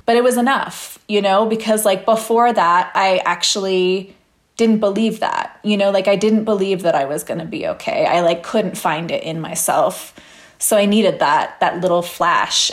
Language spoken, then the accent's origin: English; Pennsylvania, United States; moved away; in Pennsylvania, in my hometown